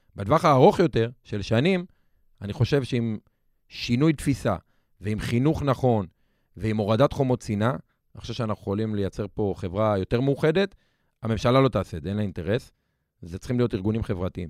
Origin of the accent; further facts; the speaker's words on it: Lod, Central District, Israel; גדלתי בלוד, במשפחה קשת יום, אה, בשכונה מאוד קשה